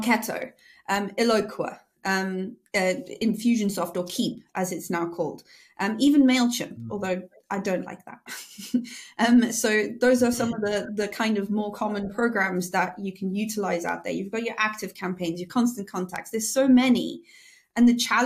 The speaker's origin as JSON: {"language": "English", "country": "South Africa", "said": "I'm South African"}